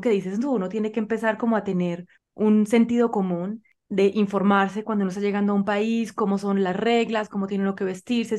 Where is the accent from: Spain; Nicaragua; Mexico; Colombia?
Colombia; yo soy colombiana y vivo en Colombia